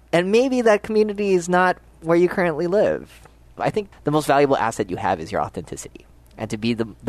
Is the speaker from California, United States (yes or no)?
no; Hawaii, United States; Growing up in Hawaii's music scene